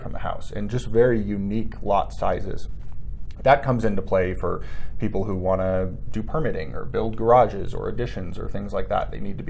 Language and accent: English; Evergreen, Colorado, United States; I grew up in Evergreen and primarily work in the Evergreen area